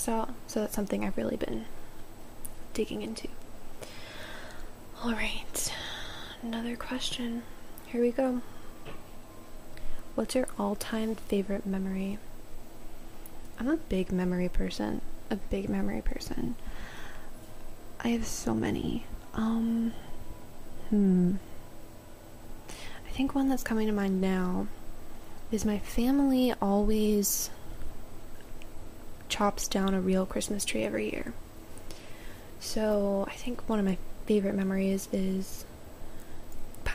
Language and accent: English; Maryland, United States; moved away; Back home in Maryland, I would go down to my hometown, like downtown area, and sit on the water